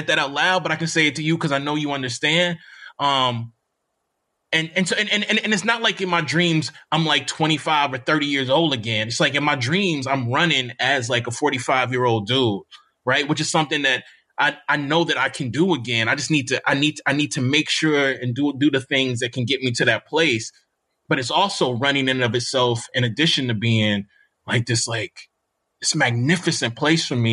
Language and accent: English; Jackson, Mississippi, United States; moved away as an adult; also born or lived in Bloomington, Indiana; I'm still from Mississippi